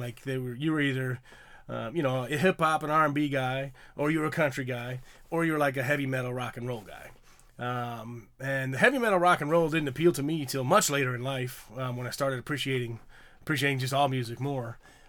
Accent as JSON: {"language": "English", "region": "Illinois", "country": "United States", "tie": "born or raised there", "said": "I grew up in Illinois. I grew up in the Midwest and wasn't really close to any major city."}